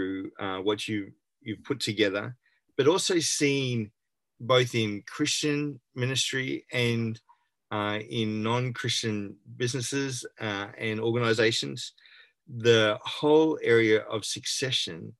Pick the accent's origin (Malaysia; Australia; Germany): Australia; Brisbane, Queensland; born and bred in Brisbane, so still here